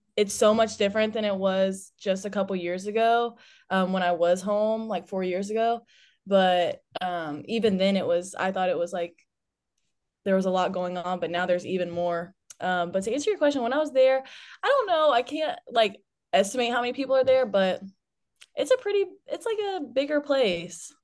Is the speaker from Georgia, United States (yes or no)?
yes; Douglasville, Georgia, United States; I'm from Douglasville, Georgia